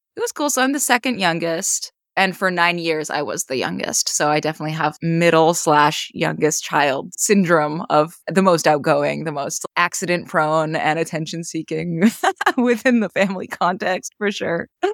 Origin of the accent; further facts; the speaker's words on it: western Maine, United States; moved away; also born or lived in Boston; So in my hometown. It's a small rural town in western Maine.